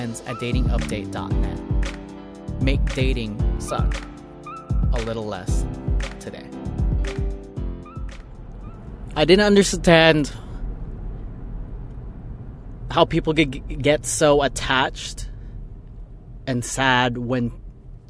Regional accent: Orange County, California, United States; I'm from LA, I'm from Orange County.

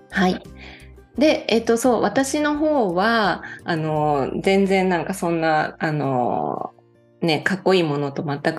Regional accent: Fukui, Japan; born there; 母方の実家が福井県で、

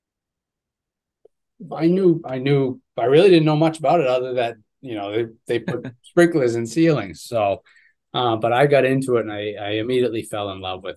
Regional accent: Ipswich, Massachusetts, United States; I grew up in Ipswich, Mass

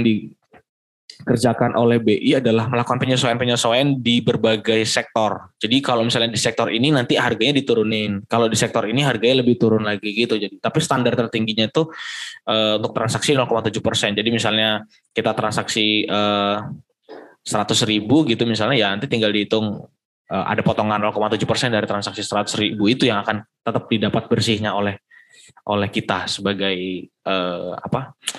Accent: Kalimantan, Indonesia; now in Yogyakarta, Indonesia; di daerahku, di daerah Kalimantan

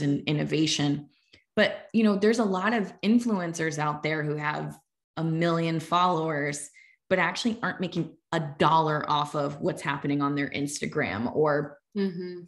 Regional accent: Fairfield County, Connecticut, United States; growing up in Fairfield County, Connecticut

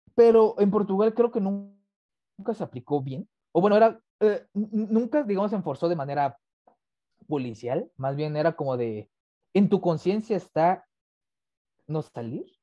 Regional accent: Mexico; soy mexicano 100%

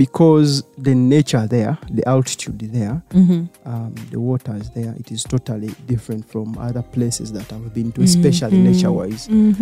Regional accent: Zanzibar, Tanzania; They tried to interview me. What happened now? And I had proof that I was from Zanzibar.

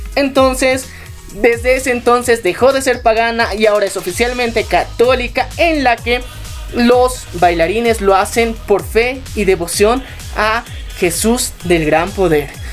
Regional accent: Bolivia; como ciudadanos bolivianos eh, tenemos

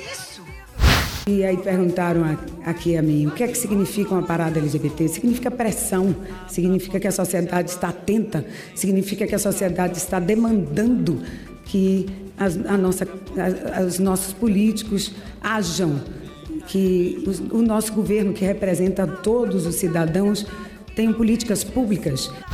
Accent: Brazil; eu sou brasileira, me orgulho dos símbolos nacionais

